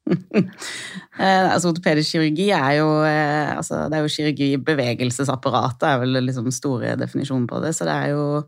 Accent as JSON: {"language": "Norwegian", "town": "Lillesand", "region": "Agder", "country": "Norway", "moved": "as an adult", "lives_now": "Oslo, Norway", "said": "Jeg er fra Lillesand på Sørlandet."}